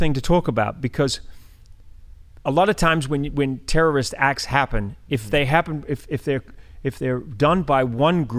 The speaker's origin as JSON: {"language": "English", "town": "Christchurch", "region": "Canterbury", "country": "New Zealand", "tie": "born or raised there", "moved": "yes", "lives_now": "United States", "said": "my hometown of Christchurch, New"}